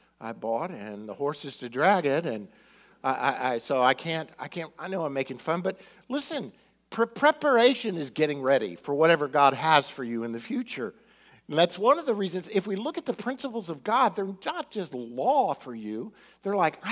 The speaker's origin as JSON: {"language": "English", "town": "Miami", "region": "Florida", "country": "United States", "tie": "born or raised there", "said": "growing up in Miami"}